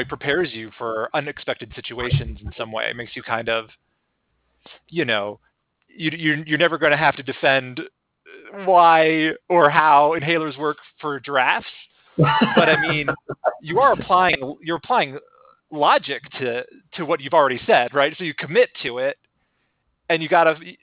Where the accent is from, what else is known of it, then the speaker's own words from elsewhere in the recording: Denver, Colorado, United States; I'm from Denver